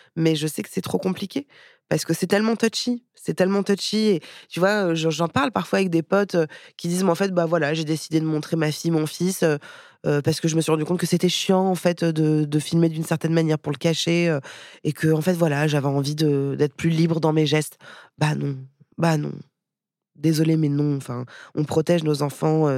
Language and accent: French; Paris, Île-de-France, France; moved away as an adult; also born or lived in India; j'ai vécu en Inde, mais j'ai grandi à Paris